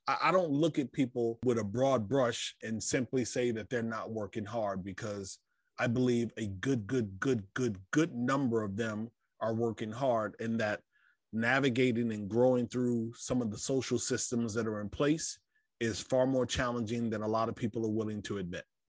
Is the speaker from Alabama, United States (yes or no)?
no; Fort Lauderdale, Florida, United States; I was born in South Florida, Fort Lauderdale to be exact